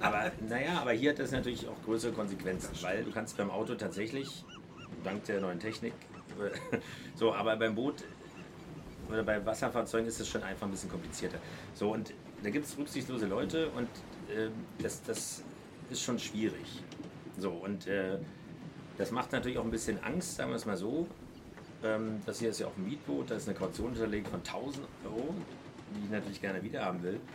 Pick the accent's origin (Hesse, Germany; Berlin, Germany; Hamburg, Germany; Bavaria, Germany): Berlin, Germany; als Berliner